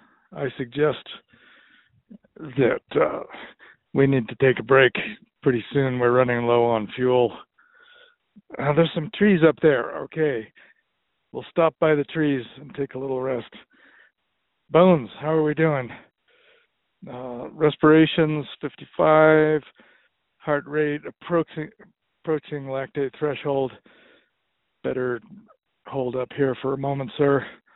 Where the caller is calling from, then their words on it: Butte, Montana, United States; I'm calling from Butte, Montana.